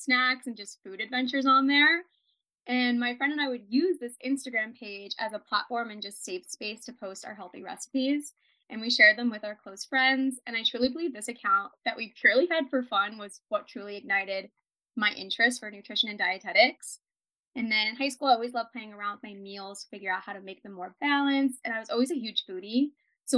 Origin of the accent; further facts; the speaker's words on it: New Jersey, United States; moved away as an adult; also born or lived in San Diego; I grew up in New Jersey and I decided to move out to San Diego for college